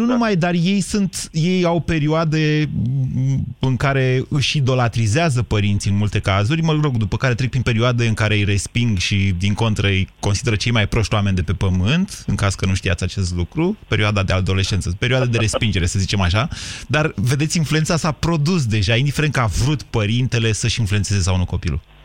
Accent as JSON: {"language": "Romanian", "town": "Drobeta-Turnu Severin", "region": "Mehedinți County", "country": "Romania", "said": "eu sunt de la Severin Severin"}